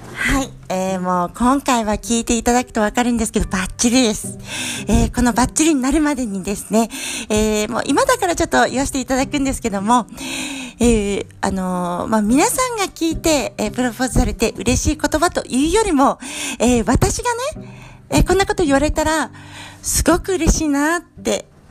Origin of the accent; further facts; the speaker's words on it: Iwaki, Fukushima, Japan; 私は福島県いわき市出身の